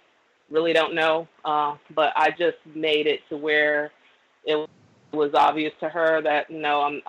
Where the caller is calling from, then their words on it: Florida, United States; also born or lived in New Orleans, Louisiana; I'm calling from Florida, but I used to reside in New Orleans at one point.